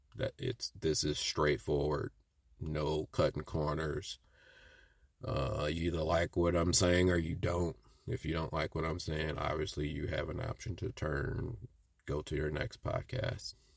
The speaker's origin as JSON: {"language": "English", "region": "Midwest", "country": "United States", "tie": "born or raised there", "said": "growing up in the Midwest"}